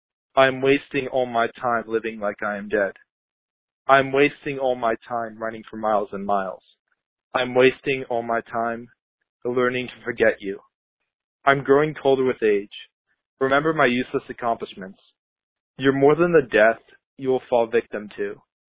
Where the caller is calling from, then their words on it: Fairfax, Virginia, United States; I'm calling from Fairfax, Virginia